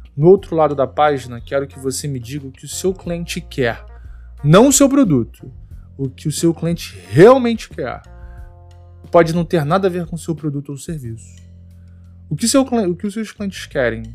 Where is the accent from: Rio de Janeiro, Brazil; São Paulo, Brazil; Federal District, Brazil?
Rio de Janeiro, Brazil; Teresópolis; moved away as an adult; now in Rio de Janeiro, Brazil; eu sou de Teresópolis, eu não sou daqui da cidade do Rio. Eu me mudei para o Rio em 2009